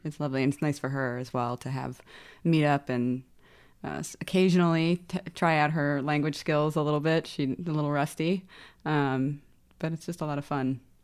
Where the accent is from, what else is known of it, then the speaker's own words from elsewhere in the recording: New York, United States; both my mother and father are Welsh, and we were all born here, so I'm American.